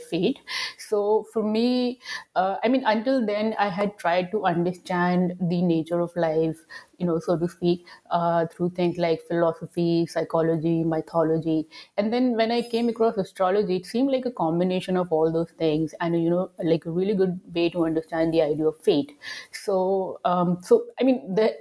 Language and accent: English; India; having grown up in India